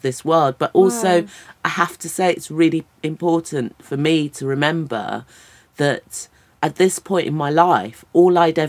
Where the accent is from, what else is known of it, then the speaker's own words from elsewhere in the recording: United Kingdom; yes, I'm a British person, but I also bring all of this to it.